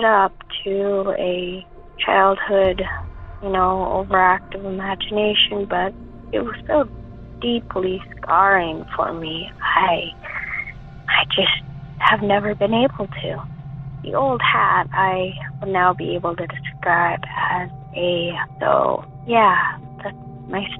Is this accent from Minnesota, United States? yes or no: no; Seattle, Washington, United States; I am from the West Seattle area